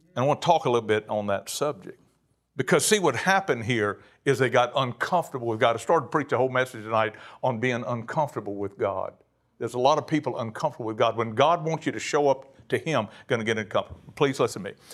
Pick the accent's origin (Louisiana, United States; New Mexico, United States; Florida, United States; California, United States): Louisiana, United States; Cajun; I'm a Cajun